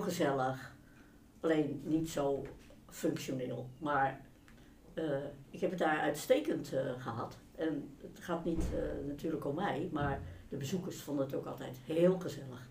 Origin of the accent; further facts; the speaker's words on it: Rotterdam, South Holland, Netherlands; Ik ben opgegroeid in Rotterdam